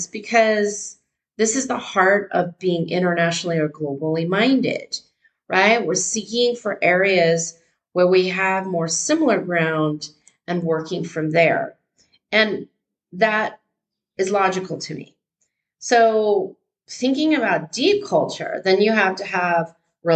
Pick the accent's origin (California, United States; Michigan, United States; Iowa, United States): California, United States; Northern; moved away as an adult; also born or lived in Dubai / Europe; I grew up in Northern California